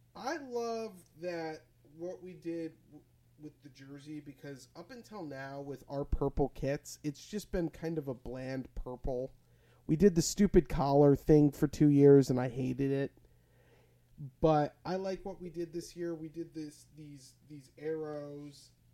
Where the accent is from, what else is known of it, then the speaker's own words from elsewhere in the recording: Illinois, United States; played in my hometown for two years while Soldier Field was being rebuilt